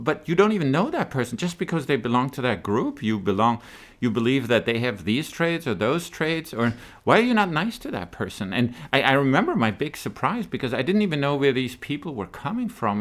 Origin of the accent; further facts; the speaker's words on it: Germany; moved away; I was born and raised in Germany